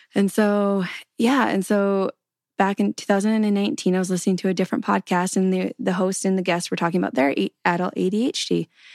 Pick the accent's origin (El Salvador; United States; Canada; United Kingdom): Canada; Canadian prairies; So I grew up in Canada on the prairies